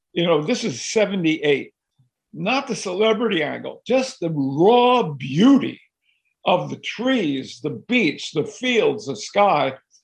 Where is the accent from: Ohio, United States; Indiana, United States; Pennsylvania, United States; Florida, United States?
Pennsylvania, United States; Philadelphia; I've been going through the house I grew up in Philadelphia. In fact, I'm in that house right now. I walked in the door when I was 7 years old